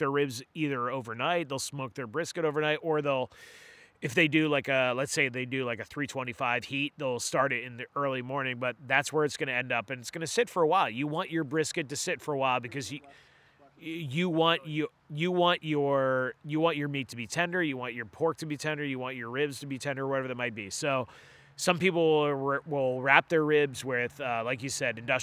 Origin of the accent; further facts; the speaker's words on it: Gorham, Maine, United States; I grew up in Gorm